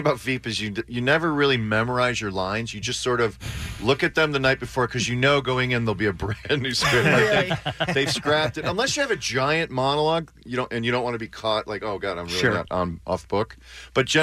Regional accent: Chicago, Illinois, United States; moved away; I'm from Chicago

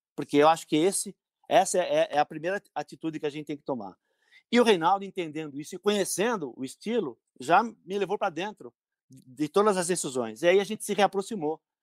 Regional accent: São Caetano do Sul, São Paulo, Brazil; eu, sou de São Caetano, né? Yeah. Eu não é. moro em São Caetano hoje, mas sou de São Caetano

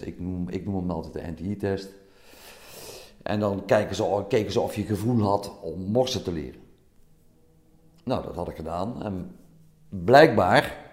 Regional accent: Meijl, Limburg, Netherlands; Ik kom uit Meijl, dat is op de grens tussen Limburg en Brabant

